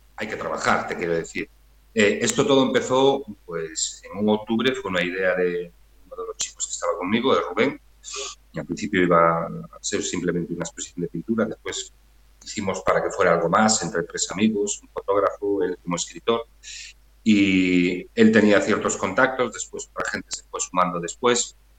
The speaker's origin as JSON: {"language": "Spanish", "town": "Redondela", "region": "Galicia", "country": "Spain", "lives_now": "Vigo, Spain", "said": "yo soy de Redondela, ahora vivo en Vigo"}